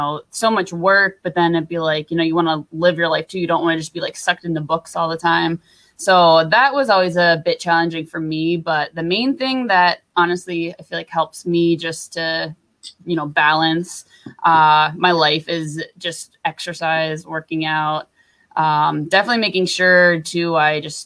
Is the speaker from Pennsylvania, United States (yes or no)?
yes; Pittsburgh, Pennsylvania, United States; moved away; I am from Pittsburgh, Pennsylvania, where Jenna is soon to be living. My whole family's still there